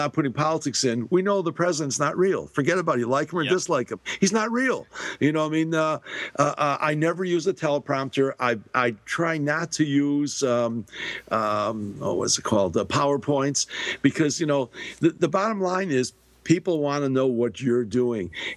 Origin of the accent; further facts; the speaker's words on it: Chicago, Illinois, United States; also born or lived in Shanghai, China; growing up in Chicago